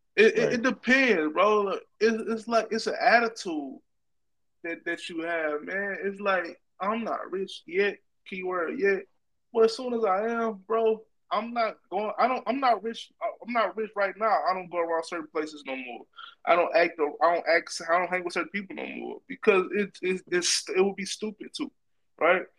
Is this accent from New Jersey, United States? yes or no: no; Louisiana, United States; moved away; I'm from a small town in Louisiana